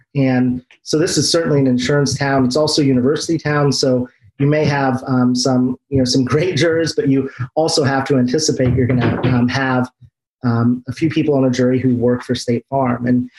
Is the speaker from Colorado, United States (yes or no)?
no; Central Illinois, United States; moved away as an adult; also born or lived in Washington, District of Columbia, United States; Well, I'm from Central Illinois.